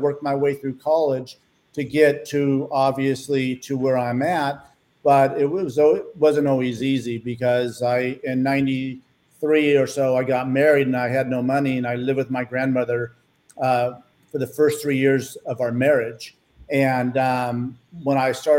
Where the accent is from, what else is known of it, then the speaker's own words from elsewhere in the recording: Stockton, California, United States; also born or lived in Los Angeles, California; I grew up in Stockton, California